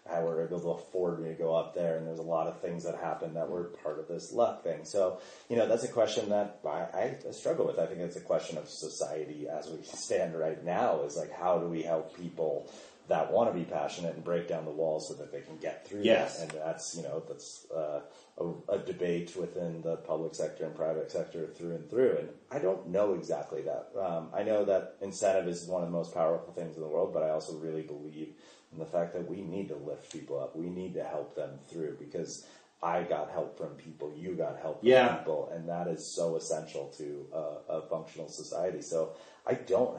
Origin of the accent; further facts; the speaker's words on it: Olympic Valley, California, United States; growing up in Squaw Valley